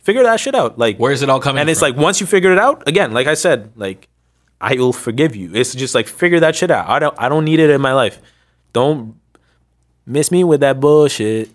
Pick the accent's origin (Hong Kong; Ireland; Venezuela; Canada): Canada; Ottawa, Ontario; also born or lived in Sri Lanka; I was growing up in Canada, Ottawa, Ontario, in the West End